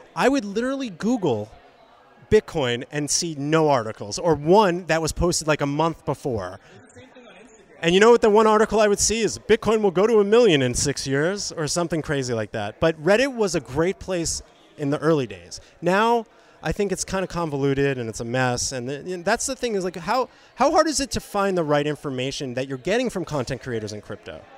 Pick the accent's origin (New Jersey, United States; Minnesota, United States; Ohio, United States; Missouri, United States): New Jersey, United States; also born or lived in Boca Raton, Florida; now in Los Angeles, United States; I'm from New Jersey and I lived in Boca. And now I'm in LA.